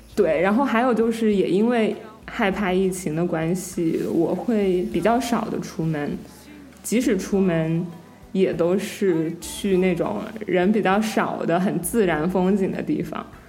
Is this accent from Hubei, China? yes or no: yes; Wuhan, Hubei, China; moved away as an adult; now in United States; 我作为一个武汉人